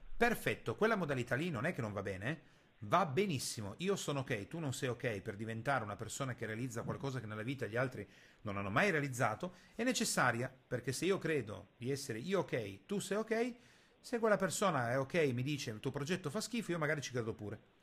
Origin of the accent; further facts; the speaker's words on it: Italy; Noi italiani